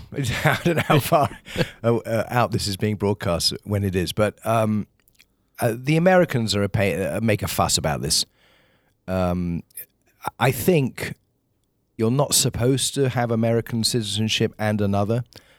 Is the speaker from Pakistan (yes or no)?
no; England, United Kingdom; born there; So, but I was born in England.